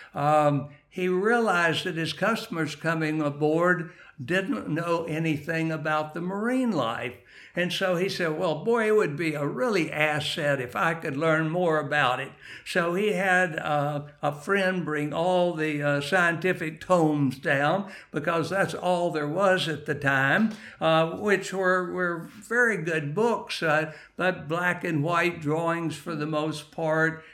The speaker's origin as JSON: {"language": "English", "region": "West Texas", "country": "United States", "moved": "as an adult", "lives_now": "Jacksonville, United States", "said": "I am originally from, um, West Texas"}